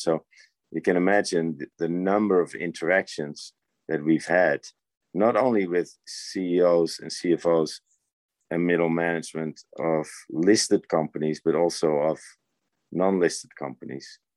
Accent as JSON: {"language": "English", "country": "Netherlands", "tie": "born or raised there", "moved": "as an adult", "said": "I was born in the Netherlands and born raised there and had my basic education there"}